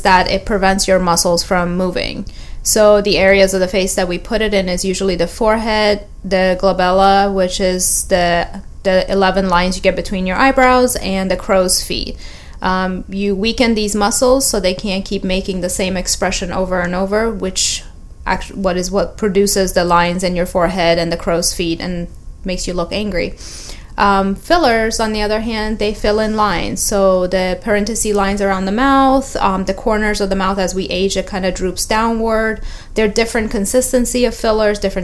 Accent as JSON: {"language": "English", "town": "Tampa", "region": "Florida", "country": "United States", "tie": "born or raised there", "also_born_or_lived": "Fort Lauderdale / Philadelphia / New York City", "moved": "as an adult", "said": "I grew up in Tampa Bay area."}